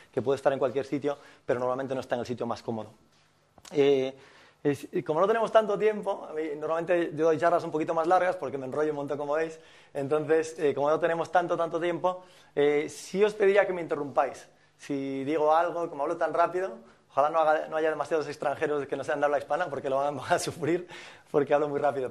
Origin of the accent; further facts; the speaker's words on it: Fisterra, Galicia, Spain; moved away; soy de Finisterre, de Galicia